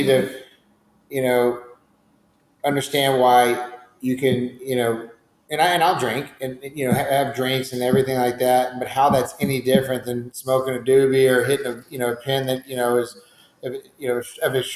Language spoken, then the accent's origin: English; Georgetown, Texas, United States; now in San Antonio, United States; I grew up in Georgetown, right down the street in Austin